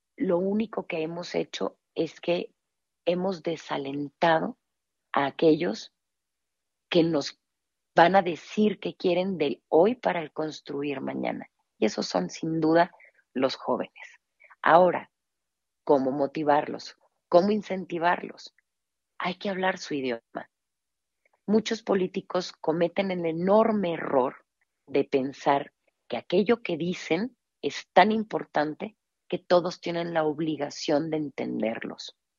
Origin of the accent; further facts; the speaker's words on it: Mexico; nuestra identidad como mexicanos